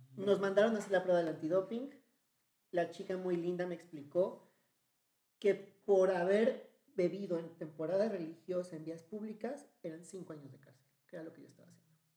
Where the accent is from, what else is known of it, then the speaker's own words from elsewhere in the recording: Mexico; De México